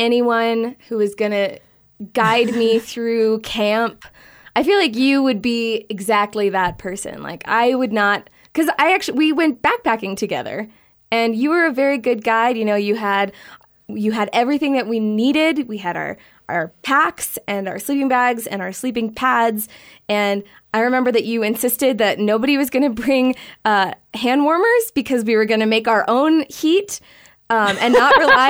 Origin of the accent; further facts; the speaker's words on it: Virginia, United States; I grew up in Virginia and never got poison ivy.